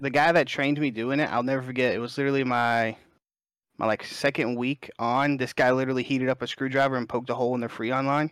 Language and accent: English; Alabama, United States; I'm born and raised in Alabama. I'm a Southern guy